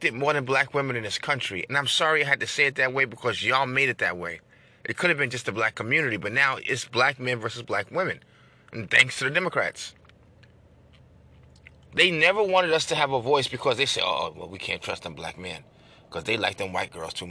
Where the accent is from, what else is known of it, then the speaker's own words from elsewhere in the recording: New York, United States; I'm from New York